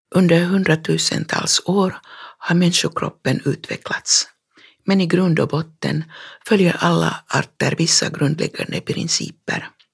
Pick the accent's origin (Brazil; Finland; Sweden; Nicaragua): Finland; Fagervik, Uusimaa; hemma i Fagervik när jag var barn